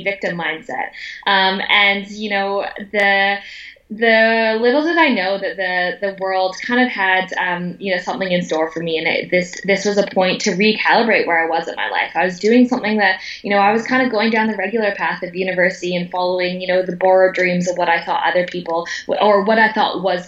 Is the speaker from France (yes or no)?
no; Vancouver, British Columbia, Canada; moved away; born and raised in Vancouver, Canada, to the youngest of five children.